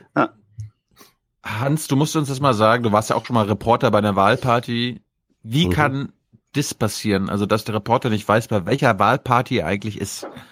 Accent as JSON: {"language": "German", "area": "the North", "region": "Northern Germany", "country": "Germany", "said": "ich komme ja aus dem Norden"}